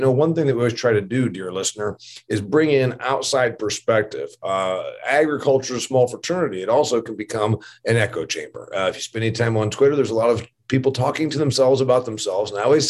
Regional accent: Indiana, United States; the other state university here in my home state of Indiana called Indiana University.

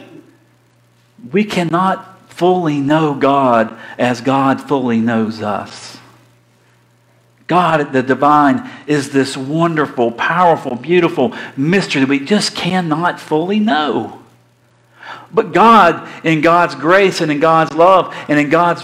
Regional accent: Florida, United States; I'm from Florida.

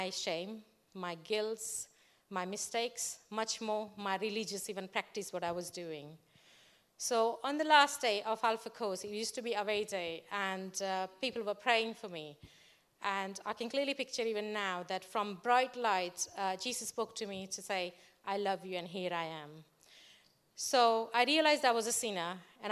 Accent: India; English is a second language; moved away as an adult; now in England, United Kingdom; I was born and brought up in India in a Hindu family.

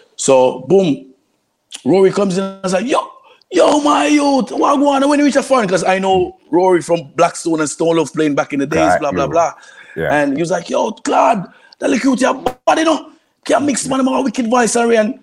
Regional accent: Kingston, Jamaica; moved away; also born or lived in New York / Florida; I'm, I'm from East Kingston

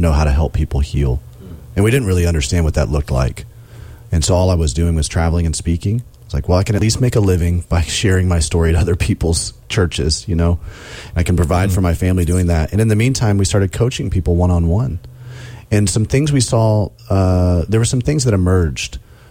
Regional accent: Alabama, United States; also born or lived in South Carolina; now in Indiana, United States; I'm growing up in Alabama

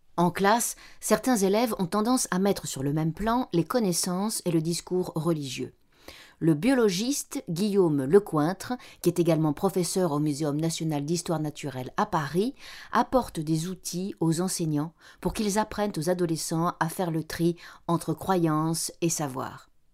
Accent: Spain; moved away; je suis né en Espagne

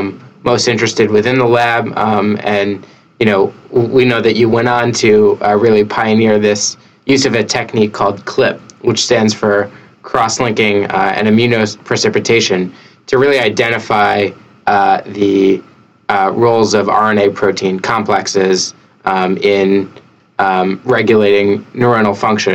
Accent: New York, United States; As a New Yorker myself

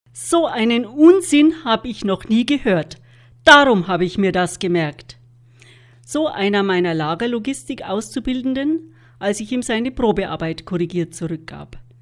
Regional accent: Germany; bei uns in Deutschland

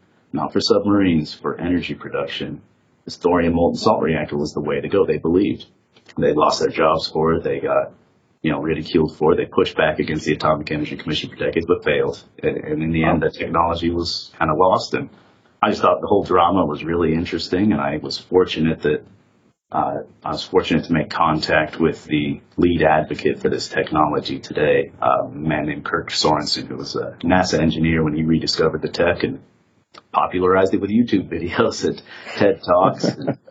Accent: Logan, Utah, United States; I'm from Utah. I'm from Logan, Utah. I grew up right near Utah State University

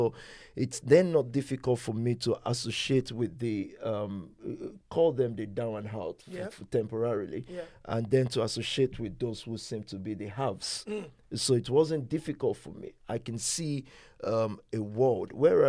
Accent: Ibadan, Oyo, Nigeria; moved away as an adult; now in United Kingdom; I grew up in Ibadan.

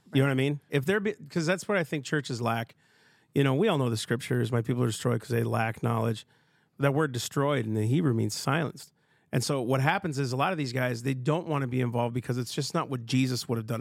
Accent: Minnesota, United States; I'm from Minnesota

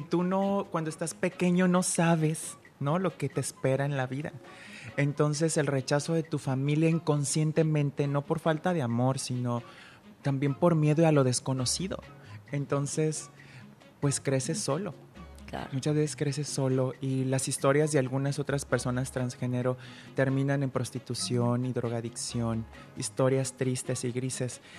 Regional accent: Guadalajara, Jalisco, Mexico; now in Puerto Vallarta, Mexico; soy eh, de Guadalajara, pero yo soy pata salada

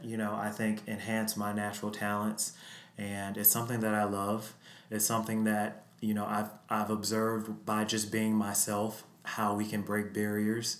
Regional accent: Chicago, Illinois, United States; I was born and raised on Chicago's South Side.

